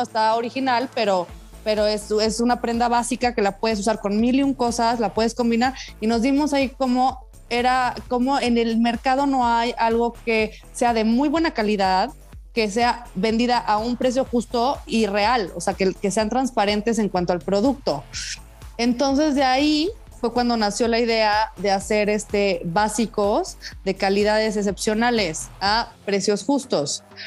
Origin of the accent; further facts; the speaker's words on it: Ciudad Victoria, Tamaulipas, Mexico; moved away as an adult; also born or lived in Puebla / Paris / New York; mi hermano y yo somos de Ciudad Victoria, Tamaulipas.